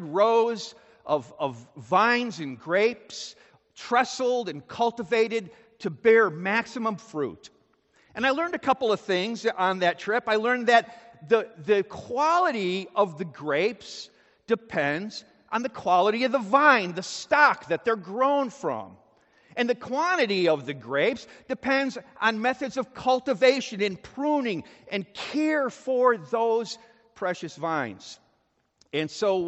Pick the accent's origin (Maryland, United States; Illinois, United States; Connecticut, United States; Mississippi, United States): Illinois, United States; Chicago; I grew up in Chicago in the suburbs.